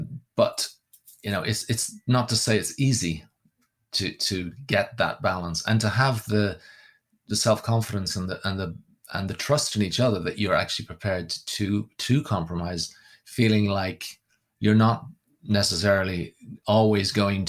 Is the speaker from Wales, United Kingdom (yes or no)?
yes; Wales, United Kingdom; moved away; because obviously growing up in Wales, my parents had no sectarian kind of inclinations at all. When we got to Ireland, I hung around with people from all different backgrounds.